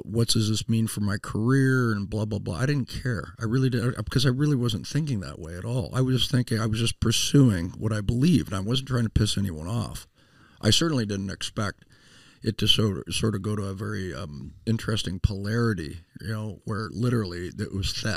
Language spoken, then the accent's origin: English; Toronto, Ontario, Canada; also born or lived in United States / California; now in Southern Missouri, United States; growing up in Toronto